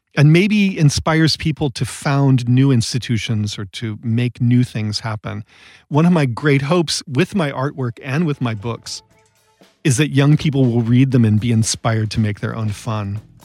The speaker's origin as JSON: {"language": "English", "town": "Massillon", "region": "Ohio", "country": "United States", "tie": "born or raised there", "also_born_or_lived": "Connecticut", "moved": "as an adult", "lives_now": "Los Angeles, United States", "said": "I grew up in Massillon, Ohio, and I went to Yale as an undergraduate"}